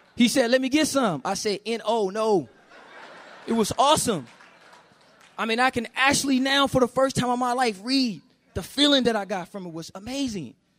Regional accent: Oakland, California, United States; I grew up in Oakland, California, with my mother

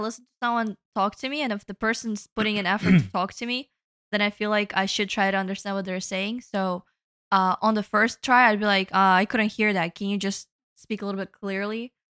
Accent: Texas, United States; also born or lived in Brooklyn; So I would say I'm from Texas because me being a little kid, getting picked up to school and from school by my parents, doesn't make me from Brooklyn.

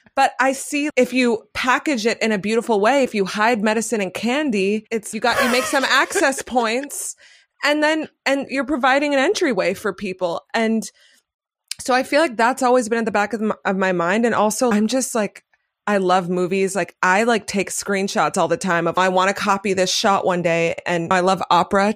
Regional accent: New York City, New York, United States; I grew up in Manhattan.

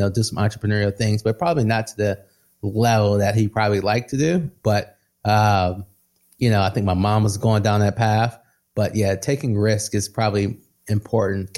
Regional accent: Midwest, United States; I come from the Midwest, blue collar. Everyone I know was blue collar, working in some type of factory owned by Ford

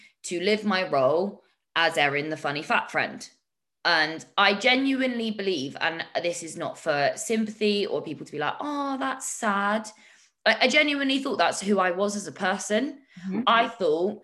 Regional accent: United Kingdom; I'm too British for my own good

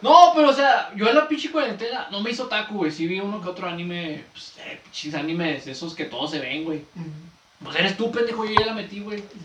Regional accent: Ciudad Juárez, Chihuahua, Mexico; somos de Ciudad Juárez

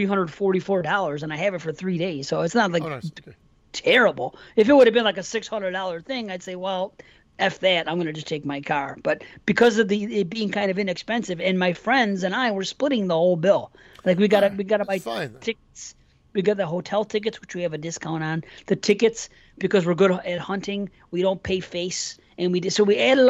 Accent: North Tonawanda, New York, United States; North Tonawanda, out here, Buffalo

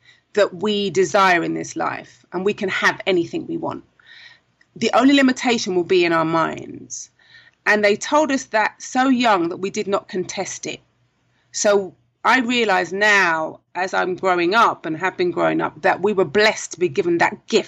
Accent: London, United Kingdom; moved away as an adult; now in Trinidad and Tobago; maybe you can tell from the accent, I am originally from London, South London. I came to Trinidad 17 years ago this month

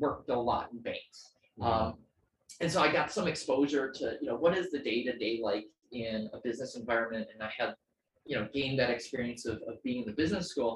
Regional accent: Greendale, Wisconsin, United States; moved away as an adult; now in Philadelphia, United States; Born in Wisconsin in a suburb of Milwaukee called Greendale

